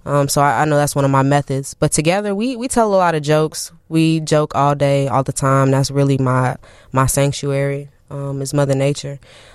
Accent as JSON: {"language": "English", "town": "Champaign", "region": "Illinois", "country": "United States", "tie": "born or raised there", "moved": "as an adult", "lives_now": "Chicago, United States", "said": "I'm from Champaign, Urbana."}